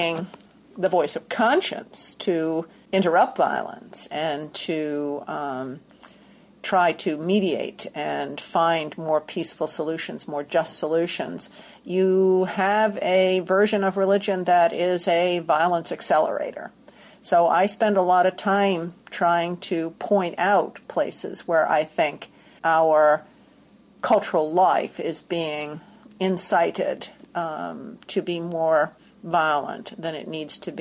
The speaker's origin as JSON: {"language": "English", "town": "New York City", "region": "New York", "country": "United States", "tie": "born or raised there", "also_born_or_lived": "Massachusetts / Durham, North Carolina / Washington, D.C. / Boston", "moved": "as an adult", "lives_now": "Chicago, United States", "said": "I grew up in the New York City area, went to college in Massachusetts"}